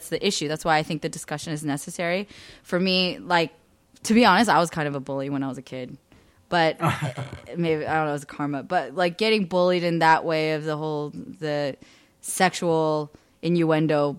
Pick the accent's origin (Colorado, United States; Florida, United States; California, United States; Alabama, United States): California, United States; Bay Area; in California growing up in the Bay Area